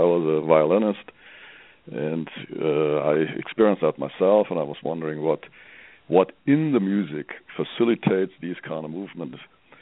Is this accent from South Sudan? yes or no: no; Germany; English is a second language; moved away as an adult; now in Colorado, United States; I'm from Europe, I'm from Germany, you may hear that from my accent.